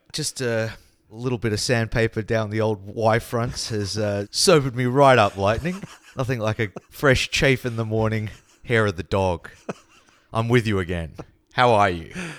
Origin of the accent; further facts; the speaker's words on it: Australia; accent: Australian; now in Copenhagen, Denmark; my Australian accent